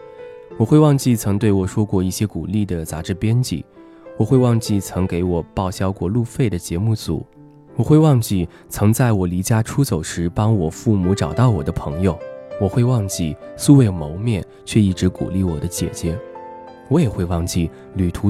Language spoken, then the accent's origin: Chinese; Chenzhou, Hunan, China; 小涛比我小两岁，我们都是湖南人。我郴州，他永州。